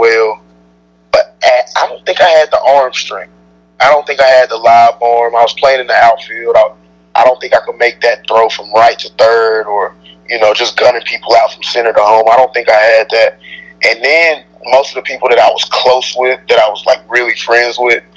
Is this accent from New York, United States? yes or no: no; Huntsville, Alabama, United States; I was born in Huntsville, Alabama, raised in Huntsville, Alabama